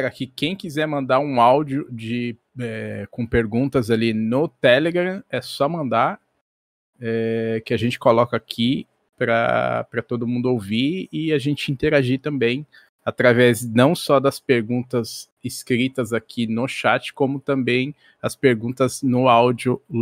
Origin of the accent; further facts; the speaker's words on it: Pomerode, Santa Catarina, Brazil; Eu sou de Pomerode, Lucas.